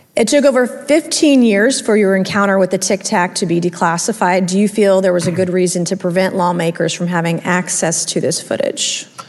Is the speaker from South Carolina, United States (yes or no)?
yes; South Carolina, United States; my home state of South Carolina